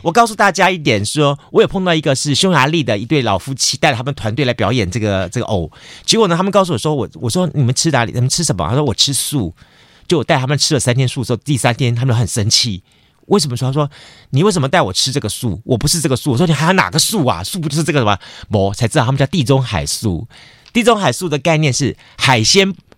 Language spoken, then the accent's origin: Chinese; Taiwan; 我们台湾人的视野